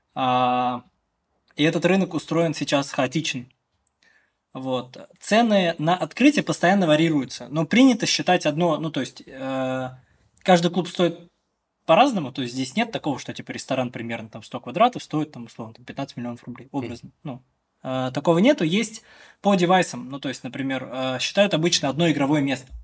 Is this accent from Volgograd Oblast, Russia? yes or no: no; Chekmagush, Bashkortostan, Russia; Я из деревни, из Чекмагуши родом, это село в сторону на западе